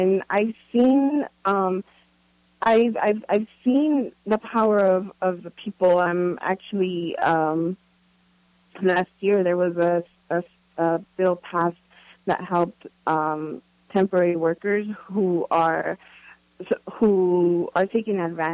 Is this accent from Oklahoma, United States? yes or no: no; Los Angeles, California, United States; I'm originally from Los Angeles